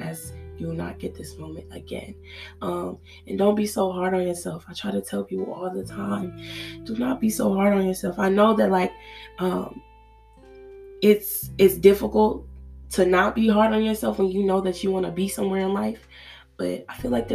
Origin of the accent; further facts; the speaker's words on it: Nigeria; growing up, being a Nigerian girl, Nigerian child